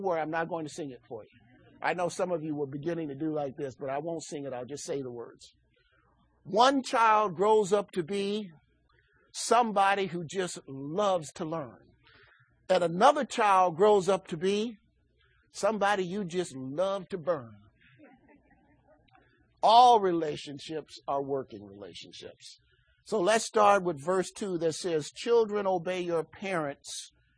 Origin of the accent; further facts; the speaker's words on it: Chicago, Illinois, United States; I grew up in Chicago.